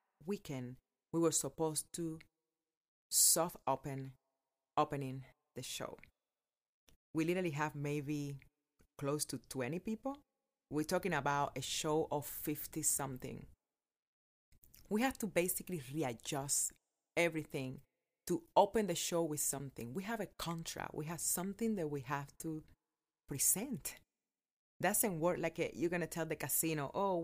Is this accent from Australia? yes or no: no; Cuba; English is a second language; moved away as an adult; also born or lived in Las Vegas, United States; now in United States; I will share the story of my life growing up in Cuba and how I came to live here in America